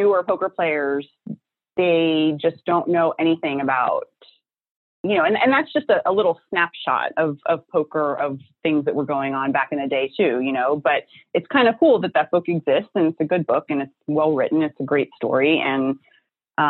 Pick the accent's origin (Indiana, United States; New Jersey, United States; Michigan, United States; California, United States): New Jersey, United States; I'm from New Jersey. You know, this is where I'm born and bred. I live here